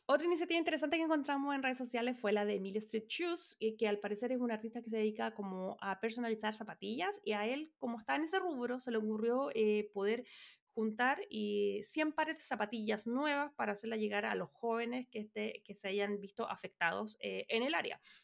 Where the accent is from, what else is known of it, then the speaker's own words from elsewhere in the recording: Chile; nosotras somos chilenas